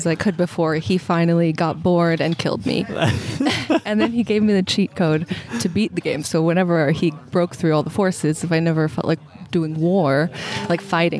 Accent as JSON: {"language": "English", "town": "Portland", "region": "Oregon", "country": "United States", "tie": "born or raised there", "moved": "as an adult", "lives_now": "Maui, United States", "said": "I grew up in Oregon"}